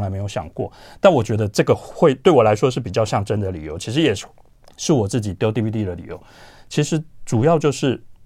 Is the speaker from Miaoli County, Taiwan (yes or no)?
no; Tainan, Taiwan; 我不在台北长大，所以在我的成长环境当中，我其实 接触不到这些看电影的管道，我们台南没有， 没有金马影展